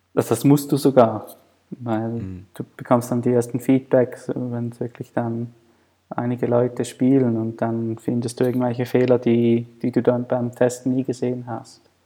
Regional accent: Thurgau, Switzerland; ich bin in Thurgau aufgewachsen. Das ist neben der Bodensee.

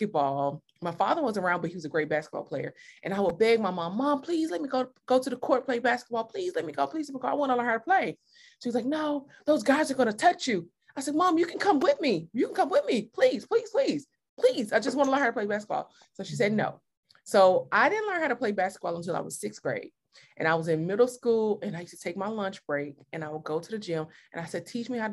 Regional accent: Mississippi, United States; moved away; I am from Mississippi

